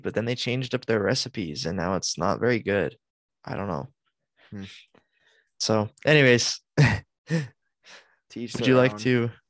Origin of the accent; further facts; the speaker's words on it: United States; because we're American.